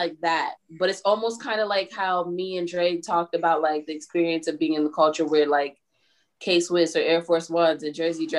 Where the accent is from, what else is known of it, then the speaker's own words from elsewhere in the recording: New York, United States; I'm from New York.